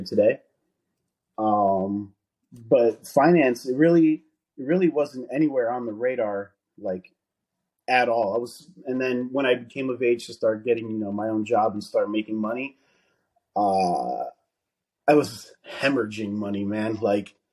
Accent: New Jersey, United States; I'm born and raised here in New Jersey.

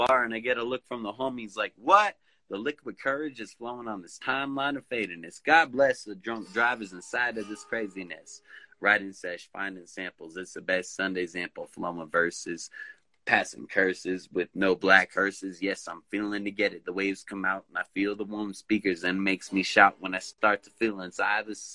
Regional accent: Victorville, California, United States; now in Big Bear Lake, United States; I was born in Victorville, and yeah, this is my hood

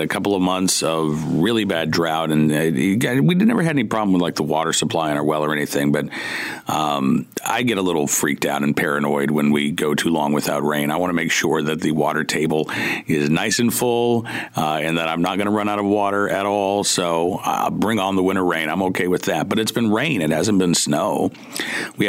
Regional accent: Oklahoma, United States; now in Central Virginia, United States; I grew up in Oklahoma, 100, 105. I'm used

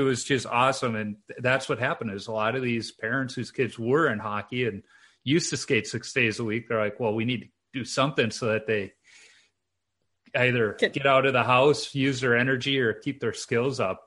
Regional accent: Chicago, Illinois, United States; growing up in Chicago, the park district had a few outdoor rinks

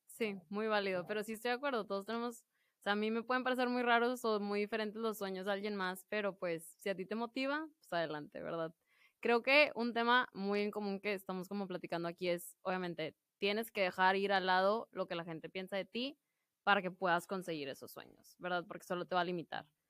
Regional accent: Piedras Negras, Coahuila, Mexico; estoy en mi hermoso pueblo de Piedras Negras, Coahuila

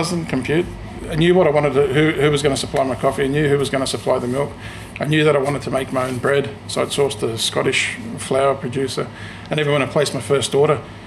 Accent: Australia; moved away as an adult; also born or lived in Sydney; now in Scotland, United Kingdom; I was born in Australia to Greek parents. When I was working in Sydney

